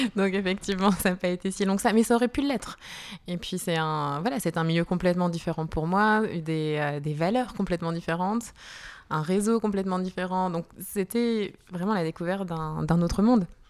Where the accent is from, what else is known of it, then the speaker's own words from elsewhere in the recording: Lille, Hauts-de-France, France; moved away as an adult; also born or lived in Italy / Brazil; now in Geneva, Switzerland; moi, je suis née à Lille, dans le nord de la France, et puis je suis arrivée sur Genève il y a à peu près une dizaine d'années